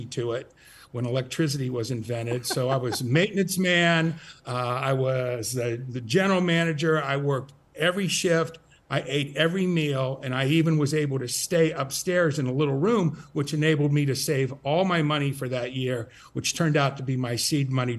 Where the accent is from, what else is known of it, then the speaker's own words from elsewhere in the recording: Columbus, Ohio, United States; moved away as an adult; also born or lived in upstate New York / Dallas, Texas; I grew up in Columbus